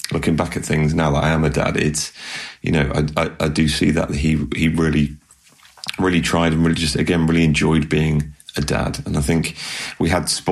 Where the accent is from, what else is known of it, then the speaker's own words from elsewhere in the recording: Bristol, South West England, United Kingdom; moved away; I moved up to where I am from my hometown of Bristol